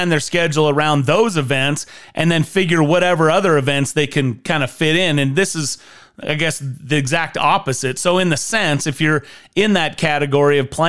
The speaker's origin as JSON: {"language": "English", "region": "Idaho", "country": "United States", "tie": "born or raised there", "said": "You and I grew up in Idaho."}